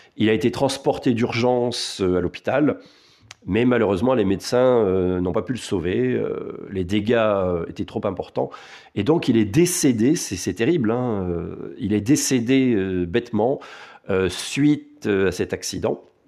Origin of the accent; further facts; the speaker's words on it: France; Chez nous, en France